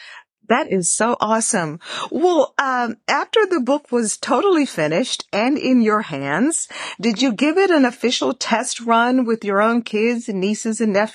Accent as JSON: {"language": "English", "town": "Houston", "region": "Texas", "country": "United States", "tie": "born or raised there", "said": "I'm originally from Texas. Where is the Texas Book Festival? Is it in Houston? Yeah, I grew up in Houston."}